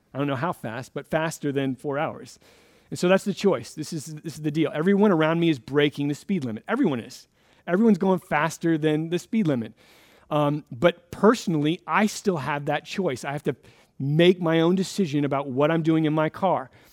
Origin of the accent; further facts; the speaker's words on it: Florida, United States; now in Redmond, United States; I grew up in Florida